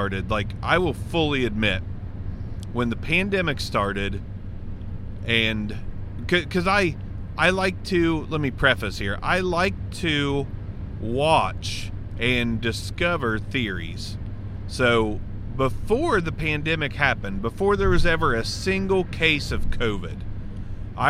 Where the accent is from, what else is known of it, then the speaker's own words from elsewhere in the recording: Southern Ohio, United States; accent: Southern Ohio; everybody down here in Southern Ohio, I know my accent is deep enough